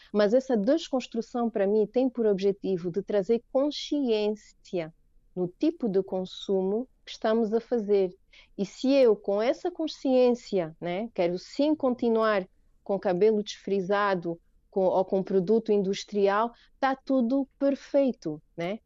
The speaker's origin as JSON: {"language": "Portuguese", "country": "Angola", "said": "são angolana"}